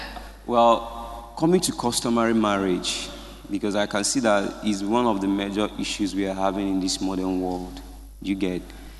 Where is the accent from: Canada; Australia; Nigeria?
Nigeria; I'm from Nigeria.